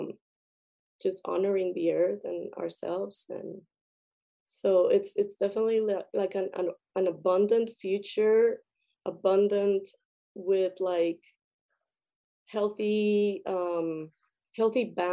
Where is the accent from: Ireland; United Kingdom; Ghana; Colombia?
Colombia; I come from Colombia, and in Colombia I had the chance to be with indigenous tribes a lot